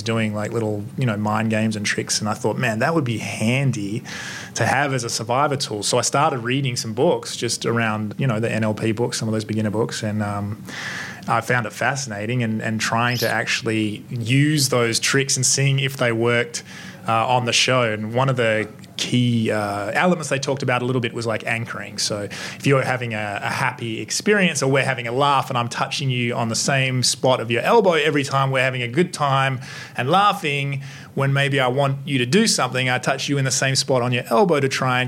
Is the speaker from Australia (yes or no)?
yes; Australia; I'm Australian